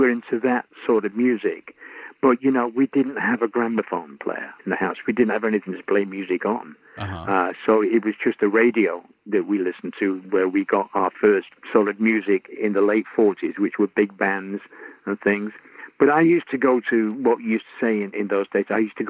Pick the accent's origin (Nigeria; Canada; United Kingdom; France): United Kingdom; Salford, North West England; But Graham and I came from Salford.